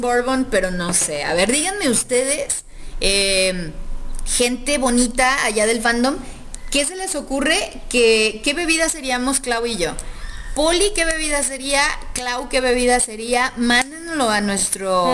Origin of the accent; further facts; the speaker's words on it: Guadalajara, Jalisco, Mexico; los que nacemos aquí como tapatíos